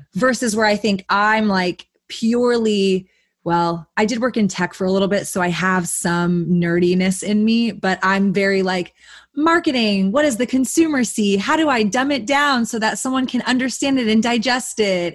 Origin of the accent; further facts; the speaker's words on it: Austin, Texas, United States; born raised in Austin, growing up in Texas